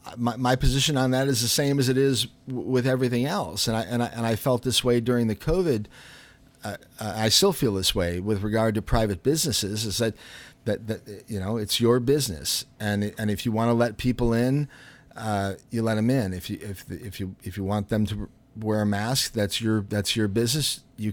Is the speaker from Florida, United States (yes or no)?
no; Chicago, Illinois, United States; But anyway, I grew up in Chicago, and we would go into these little jazz and blues clubs